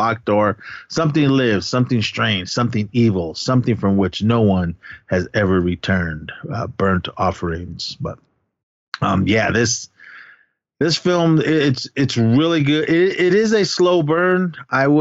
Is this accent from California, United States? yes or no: yes; Oakland, California, United States; my hometown in Oakland, yes. California